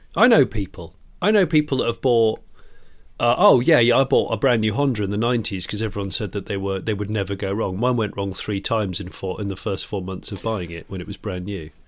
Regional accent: West Country, South West England, United Kingdom; moved away; I grew up in the West Country

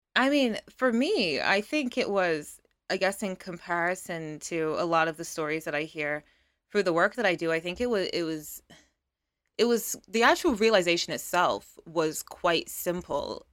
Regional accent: United Kingdom; I am a British model

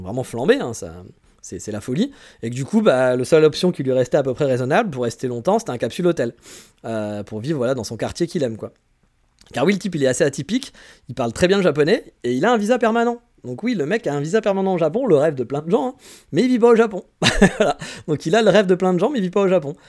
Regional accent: France; accent: French

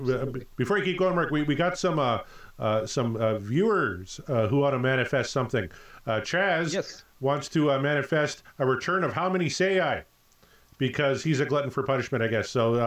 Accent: Saskatchewan, Canada; We're both from Saskatchewan.

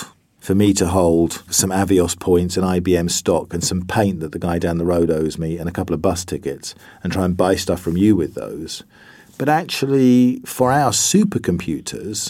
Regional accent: England, United Kingdom; I'm English

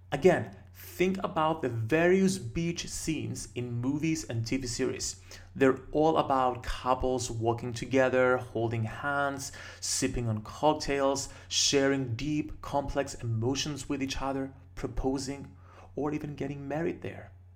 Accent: Cyprus; my home country of Cyprus

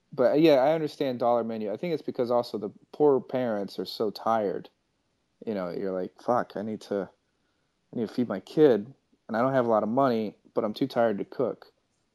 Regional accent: Kansas, United States; I'm from Kansas.

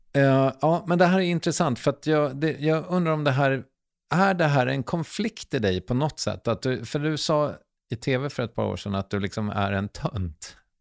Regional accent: Strängnäs, Södermanland, Sweden; accent: stockholmsk; Jag är från Strängnäs

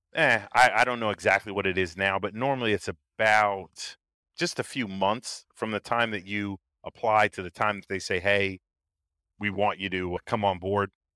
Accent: New Jersey, United States; In, uh, New Jersey, right on the beach

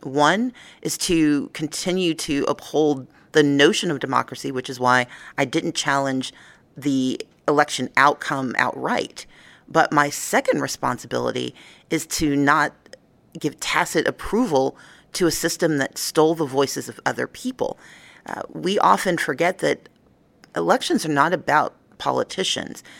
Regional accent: Georgia, United States; my home state of Georgia

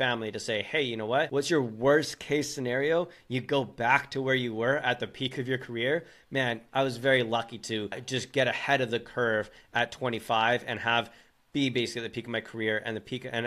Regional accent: British Columbia, Canada; I'm from British Columbia, Canada, a good old Canadian boy

